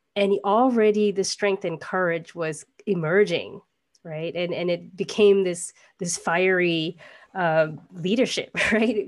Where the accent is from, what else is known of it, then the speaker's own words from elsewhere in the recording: Singapore; our homeland, Singapore